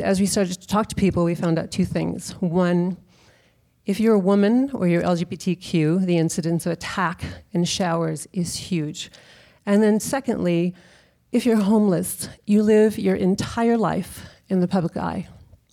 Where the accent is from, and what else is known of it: Texas, United States; now in San Francisco, United States